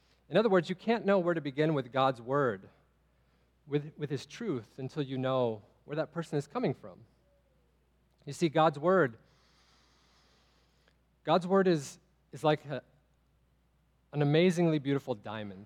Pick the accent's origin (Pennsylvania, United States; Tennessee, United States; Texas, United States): Texas, United States; I'm from Texas as well.